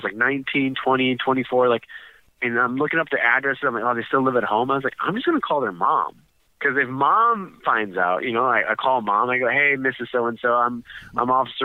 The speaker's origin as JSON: {"language": "English", "town": "Chicago", "region": "Illinois", "country": "United States", "tie": "born or raised there", "said": "this is my hometown"}